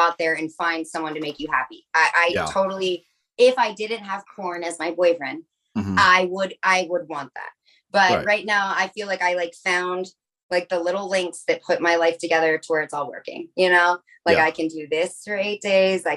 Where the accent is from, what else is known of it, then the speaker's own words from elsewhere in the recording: Wheeling, West Virginia, United States; I grew up in Wheeling, West Virginia